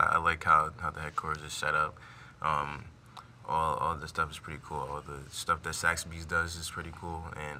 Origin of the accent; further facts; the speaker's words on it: Hamden, Connecticut, United States; I'm from Hamden, Connecticut.